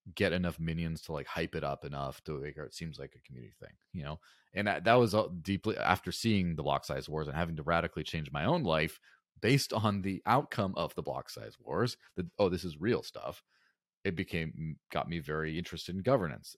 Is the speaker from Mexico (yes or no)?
yes; Mexico; in the early nineties, I grew up in Mexico, and I remember when, you know, as a small child, like, grandma's coins didn't work anymore